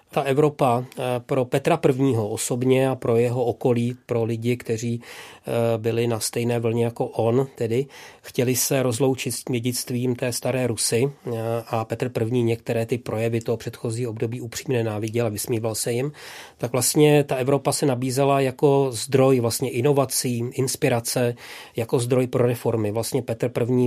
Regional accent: Vlašim, Central Bohemian Region, Czechia; moved away; mým rodným městem, což je Vlašim

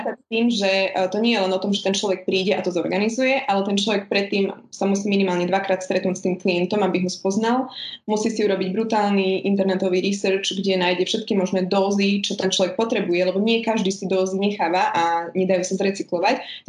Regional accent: Spišská Nová Ves, Košice Region, Slovakia; now in Bratislava, Slovakia; pôvodom som teda zo Spišskej Novej Vsi, ale už dlhodobo žijem v Bratislave

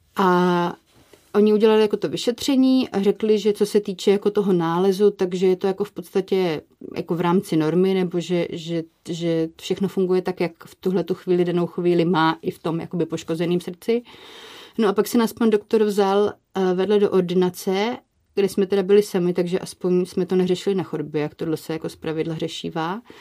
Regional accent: Brno, South Moravian Region, Czechia; my jsme z Brna

